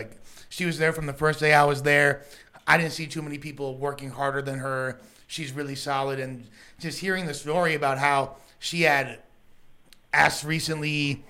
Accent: Los Angeles, California, United States; I grew up in West LA.

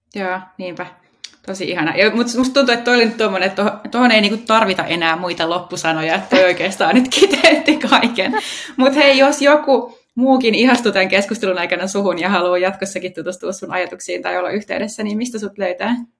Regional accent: Helsinki capital region, Uusimaa, Finland; täällä pääkaupunkiseudulla, mistä mä itse kotoisin

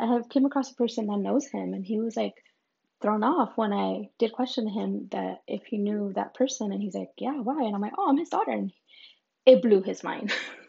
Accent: Mexico; born there; when I was born in Mexico, my dad just lived, I guess, down the street.

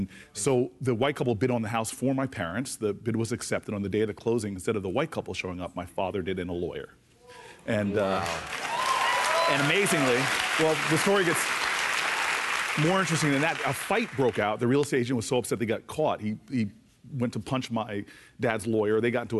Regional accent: Harrington Park, New Jersey, United States; It is the hometown I grew up in.

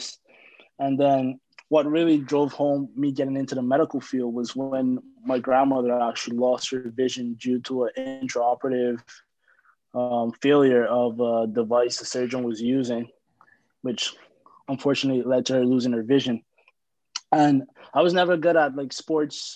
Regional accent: Barbados; moved away; I'm from Barbados

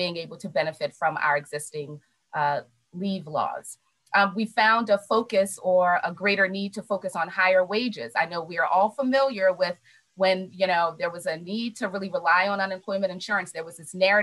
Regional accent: Baltimore, Maryland, United States; I love Baltimore, born and raised and made it a choice to stay here

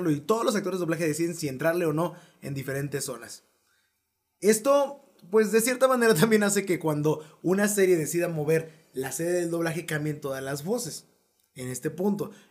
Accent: Mexico; accent: Mexican

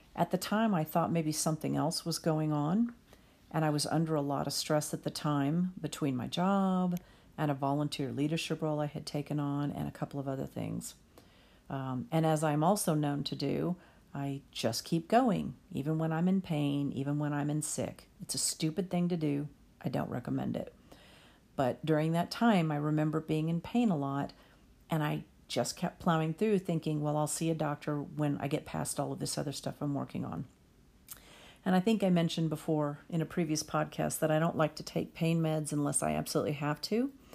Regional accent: Texas, United States; I'm Texan

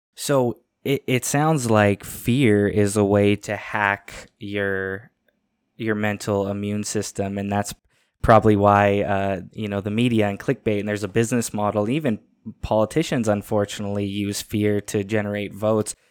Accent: Canada; I'm in Canada, I'm a Canadian

